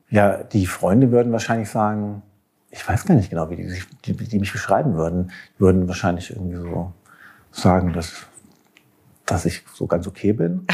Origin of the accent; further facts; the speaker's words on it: Schwalmstadt, Hesse, Germany; now in Berlin, Germany; ich bin in Schwalmstadt geboren, im Schwalm-Eder-Kreis und im, äh, in dem Dorf Totenhausen aufgewachsen